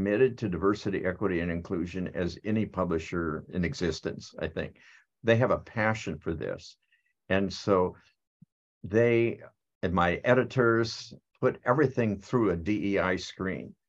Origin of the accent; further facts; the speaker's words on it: United States; I am American